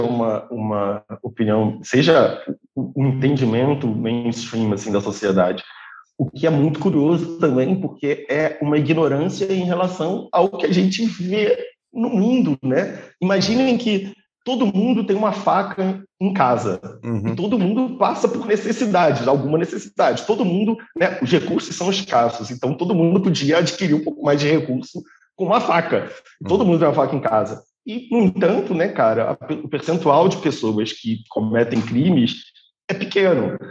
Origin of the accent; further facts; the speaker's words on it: Petrópolis, Rio de Janeiro, Brazil; A gente é de Petrópolis, a gente é amigo, a gente é melhor, melhores amigos desde mil novecentos e noventa e oito. Então, a, a gente cresceu junto